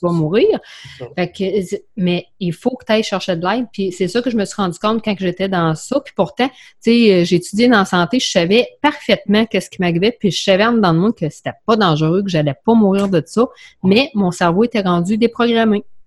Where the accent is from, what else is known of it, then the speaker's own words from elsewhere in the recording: Quebec City, Quebec, Canada; also born or lived in Bellechasse; je suis de Québec. À cet je reste euh, dans Bellechasse